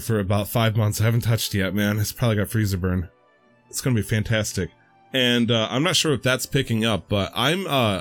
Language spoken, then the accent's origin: English; United States; a American U.S. born citizen